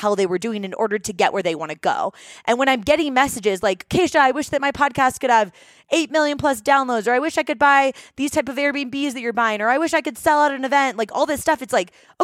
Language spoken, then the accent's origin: English; Seattle, Washington, United States; moved away as an adult; also born or lived in New York / San Diego; We're originally from Seattle.